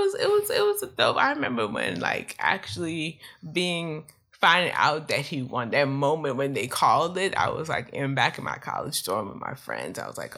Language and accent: English; Prince George's County, Maryland, United States; I grew up in Prince George County, Maryland